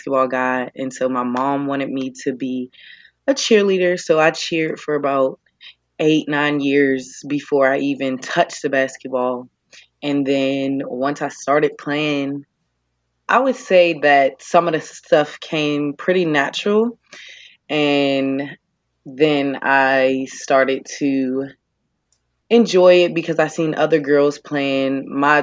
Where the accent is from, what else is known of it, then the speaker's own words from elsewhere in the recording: Pittsburgh, Pennsylvania, United States; moved away; I'm from Pittsburgh, Pennsylvania